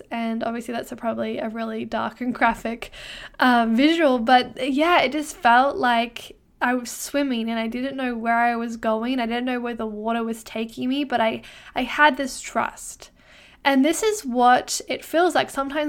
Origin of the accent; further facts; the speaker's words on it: Brisbane, Queensland, Australia; now in Canada; well, where I'm from Brisbane in Australia, it's kind of hot all year round. I wouldn't say that we have a winter.